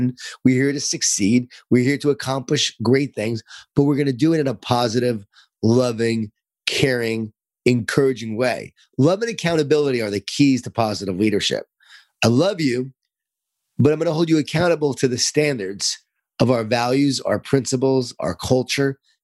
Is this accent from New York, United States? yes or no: yes; Lisle, New York, United States; born or raised there